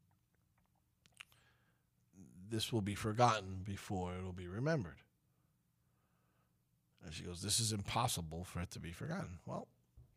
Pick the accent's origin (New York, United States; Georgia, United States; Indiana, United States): New York, United States; moved away; we're from New York